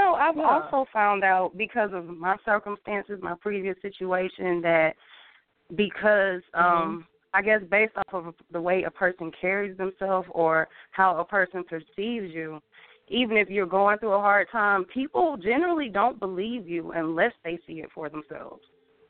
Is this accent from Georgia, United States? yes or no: yes; Atlanta, Georgia, United States; also born or lived in Marietta, Georgia; I pretty much grew up in Atlanta. I was born and raised in Atlanta. I spent a majority of my adolescence in Marietta, Georgia.